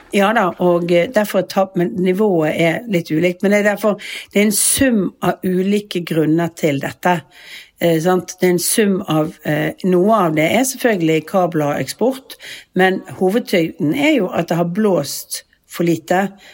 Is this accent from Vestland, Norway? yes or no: yes; Bergen, Vestland, Norway; moved away as an adult; now in Oslo, Norway; vi har jo hus og bolig som vi, som vi bor i når vi er hjemme i Bergen